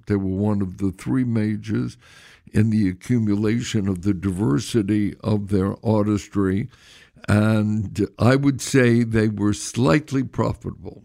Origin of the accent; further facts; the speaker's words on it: Brooklyn, New York, United States; I was born and raised in Brooklyn